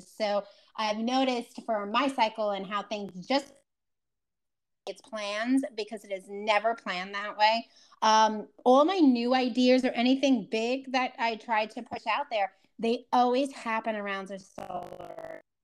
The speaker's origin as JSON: {"language": "English", "region": "New York", "country": "United States", "said": "I'm that New Yorker"}